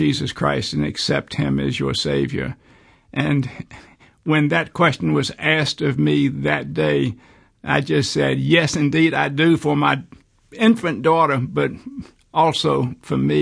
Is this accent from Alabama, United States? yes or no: yes; Birmingham, Alabama, United States; I was born in Birmingham in 1940, grew up here, went to school on the East Coast